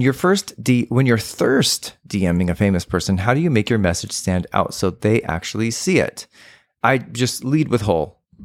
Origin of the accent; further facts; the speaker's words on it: San Antonio, Texas, United States; when I was growing up in Texas